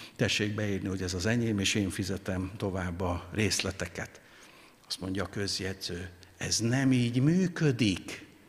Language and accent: Hungarian; Hungary; mi magyarok